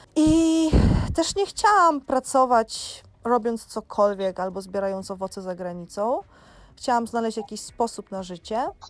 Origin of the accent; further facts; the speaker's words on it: Jarosław, Subcarpathian Voivodeship, Poland; moved away as an adult; also born or lived in Dominican Republic / Iceland / Jordan; now in Tenerife, Spain; u siebie w Jarosławiu